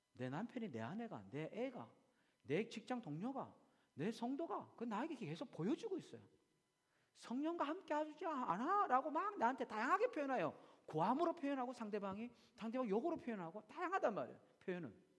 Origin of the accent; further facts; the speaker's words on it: South Korea; now in Australia; 내가 한국 사람인데